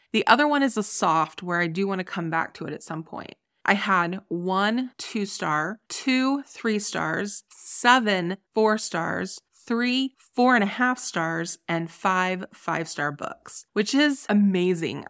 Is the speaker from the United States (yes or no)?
yes; Ohio, United States; moved away; also born or lived in Colorado; my home state of Ohio